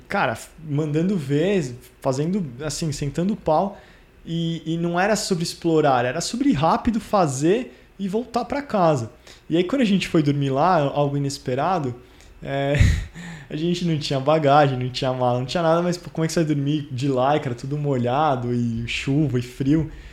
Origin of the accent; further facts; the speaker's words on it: São Paulo, Brazil; moved away as an adult; now in London, United Kingdom; São Paulo é minha cidade, é onde, onde eu nasci, onde eu cresci